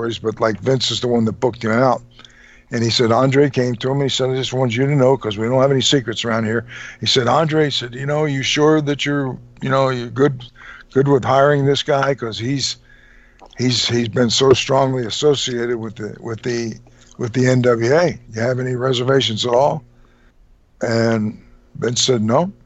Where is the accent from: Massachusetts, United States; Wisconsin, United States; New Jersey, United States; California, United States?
New Jersey, United States; moved away; I was born and raised in New Jersey, I was originally from that area